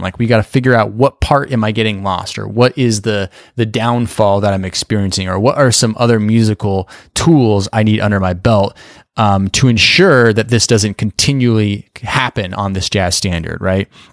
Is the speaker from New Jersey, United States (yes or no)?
no; Boise, Idaho, United States; moved away; also born or lived in New York City; I grew up in Boise, Idaho